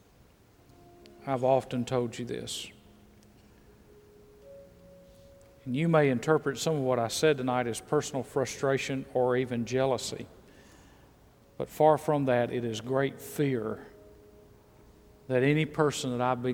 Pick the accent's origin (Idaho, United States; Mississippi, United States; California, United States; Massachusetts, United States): Mississippi, United States; moved away; also born or lived in Texas / Georgia; I was born in Mississippi.